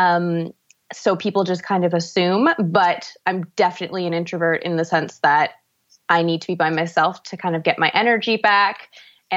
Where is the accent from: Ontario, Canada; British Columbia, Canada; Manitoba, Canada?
Ontario, Canada; also born or lived in Vancouver; I am from Ontario, where mountains are in short supply